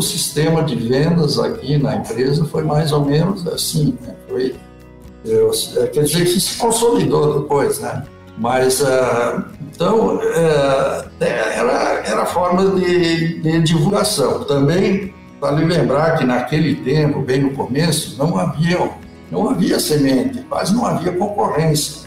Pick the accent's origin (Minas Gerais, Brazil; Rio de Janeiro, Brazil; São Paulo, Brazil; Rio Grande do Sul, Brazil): Rio Grande do Sul, Brazil; Santa Cruz do Sul; eu sou de origem alemã, tá? nasci em Santa Cruz do Sul